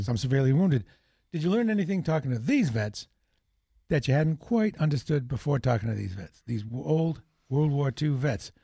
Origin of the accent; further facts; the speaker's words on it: New Hampshire, United States; I'm from New Hampshire